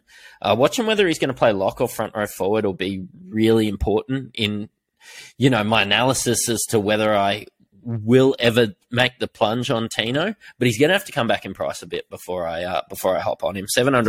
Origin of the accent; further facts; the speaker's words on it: New Zealand; But being a Kiwi, yeah, I've got to take that into account, and that's worth more than $5,000 to me.